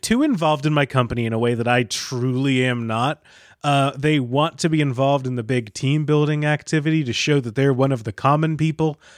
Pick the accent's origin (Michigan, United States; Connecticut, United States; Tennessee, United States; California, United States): Michigan, United States; I'm from Michigan